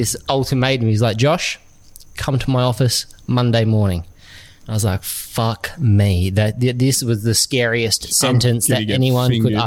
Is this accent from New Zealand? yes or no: no; Samson, Western Australia, Australia; I come from Samson